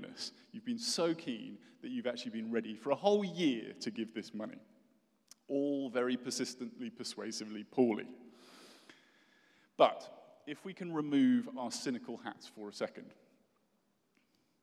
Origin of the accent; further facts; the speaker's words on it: United Kingdom; moved away as an adult; now in United States; I'm British